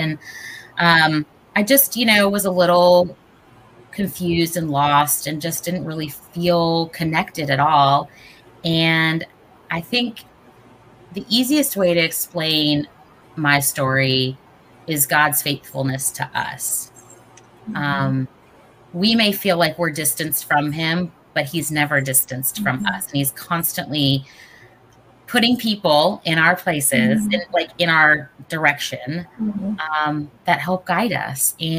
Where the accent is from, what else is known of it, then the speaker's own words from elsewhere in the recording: Southern US, United States; I was raised obviously here in the South, and I was raised Jewish and, very, very small community, especially in the South growing up.